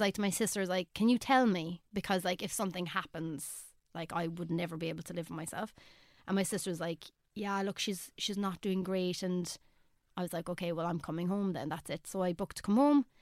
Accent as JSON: {"language": "English", "country": "Ireland", "said": "as an Irish artist"}